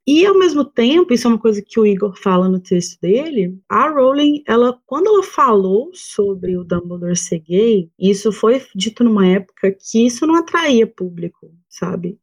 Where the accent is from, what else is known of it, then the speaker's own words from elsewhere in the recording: Minas Gerais, Brazil; eu sou de Minas